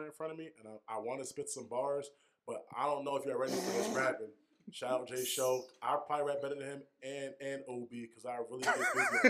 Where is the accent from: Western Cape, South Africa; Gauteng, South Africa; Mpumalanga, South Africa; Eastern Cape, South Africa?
Western Cape, South Africa; Strand; we're from Strand, so we never seen a city bus come to town just to go drinking.